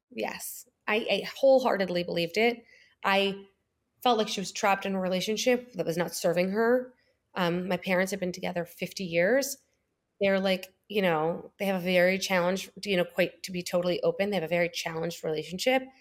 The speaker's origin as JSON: {"language": "English", "region": "New York", "country": "United States", "tie": "born or raised there", "also_born_or_lived": "Springfield, Illinois / Boston / California", "moved": "as an adult", "lives_now": "Miami, United States", "said": "I was born in Springfield, Illinois, grew up in New York, lived in New York my whole life"}